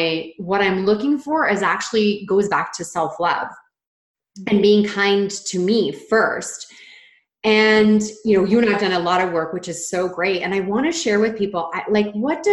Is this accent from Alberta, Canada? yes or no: no; Ontario, Canada; moved away as an adult; also born or lived in British Columbia; I'm from Ontario, Canada, moved across the country to British Columbia, where Karen is.